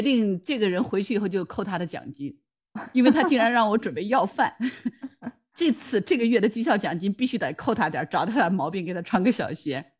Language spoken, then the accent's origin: Chinese; Jiangsu, China; 然后我们江苏这边不就四美扬州那个四美酱菜嘛，那也是泡菜的一种嘛。